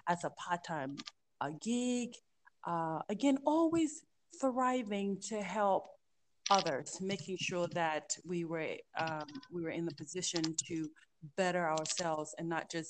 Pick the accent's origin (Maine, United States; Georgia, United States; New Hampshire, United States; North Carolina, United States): Georgia, United States; also born or lived in Liberia; I was born in Liberia, grew up in the U.S., in the South, in Georgia